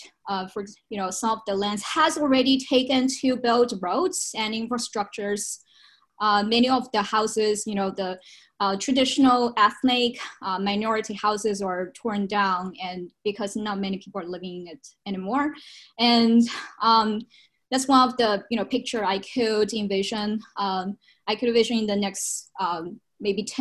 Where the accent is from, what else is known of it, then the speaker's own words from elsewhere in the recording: China; moved away; I visit my hometown every, once a year, especially during Spring Festival